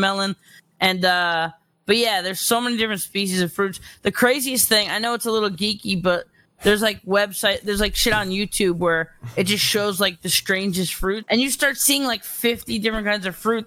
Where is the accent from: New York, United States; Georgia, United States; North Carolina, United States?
New York, United States; New York City; I'm from New York